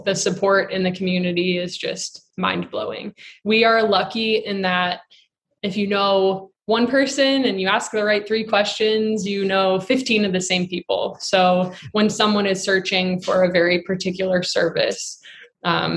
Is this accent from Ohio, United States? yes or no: yes; Akron, Ohio, United States; born and raised in Akron, Ohio, and love this area